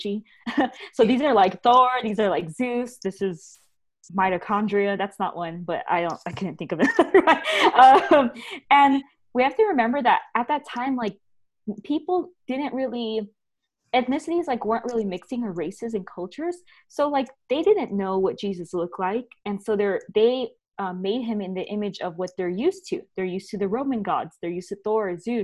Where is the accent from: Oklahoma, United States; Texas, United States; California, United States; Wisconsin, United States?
California, United States; especially as a Californian, we're all Californians here